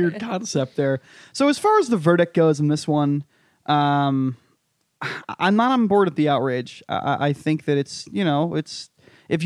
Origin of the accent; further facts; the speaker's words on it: New England, United States; moved away; I'm from a rural part of New England